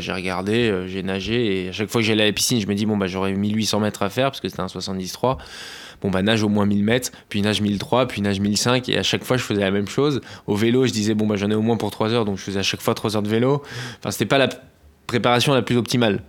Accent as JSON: {"language": "French", "town": "Boulogne-Billancourt", "region": "Île-de-France", "country": "France", "tie": "born or raised there", "said": "j'ai commencé à Boulogne, Biancourt, c'est là où j'ai grandi"}